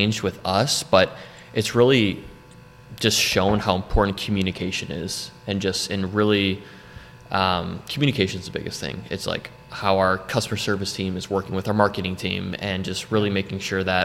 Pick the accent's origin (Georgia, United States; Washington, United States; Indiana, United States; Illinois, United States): Illinois, United States; Wilmette; moved away as an adult; also born or lived in Florida; now in North Carolina, United States; born and raised in Chicago in Wilmette, Illinois.